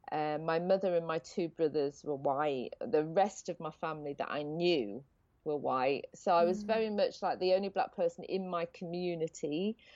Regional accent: United Kingdom; Obviously, I've been brought born and brought up in Britain, mm-hmm. so hmm. I'm British through and through, but I had this kind of African part of me that I needed to find

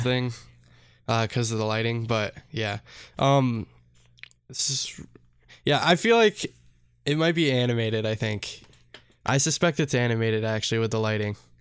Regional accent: United States; we're American.

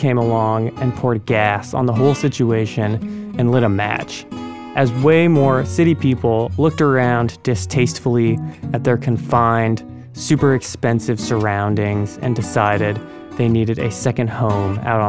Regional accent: Helena, Montana, United States; I'm a journalist and audio producer. I was born in Helena and I graduated from UM.

